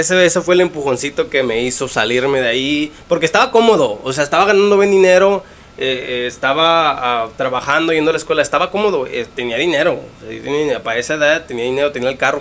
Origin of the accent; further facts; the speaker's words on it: Mexico City, Mexico; also born or lived in Morelos; crecí en el DF, mucho tiempo ahí, soy, yo digo que soy del DF